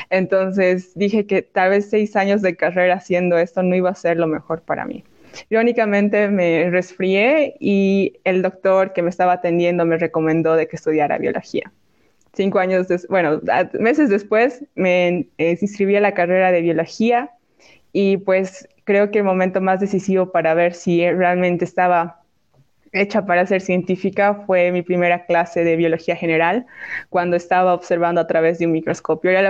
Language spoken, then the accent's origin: Spanish; Bolivia; como era boliviana, era extranjera, realmente no podía acceder a la realeza.